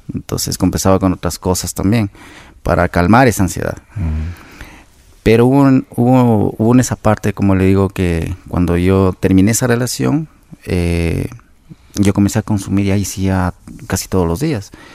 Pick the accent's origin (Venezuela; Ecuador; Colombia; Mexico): Ecuador; Quito, Pichincha; nací aquí en la ciudad de Quito